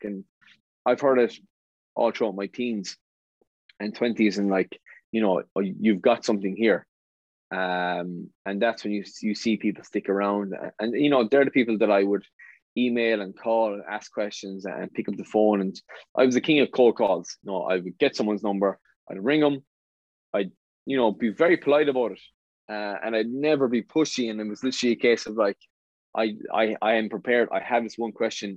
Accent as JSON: {"language": "English", "area": "West Limerick", "region": "Munster", "country": "Ireland", "tie": "born or raised there", "said": "I'm from West Limerick, went to school at West Limerick"}